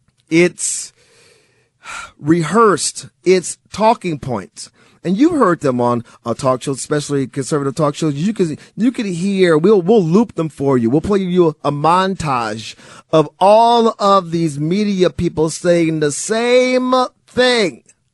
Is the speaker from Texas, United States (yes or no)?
no; Milwaukee, Wisconsin, United States; I grew up in Milwaukee, Wisconsin. My parents are from Mississippi.